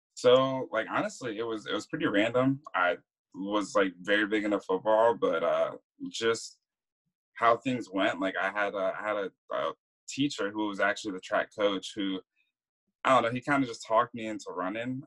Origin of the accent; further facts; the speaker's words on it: Maryland, United States; also born or lived in Virgin Islands; Uh, so I was born in the Virgin Islands. Uh, lived there until I was about like nine or ten. Uh, lived in Maryland. Went to Maryland for about most of my life.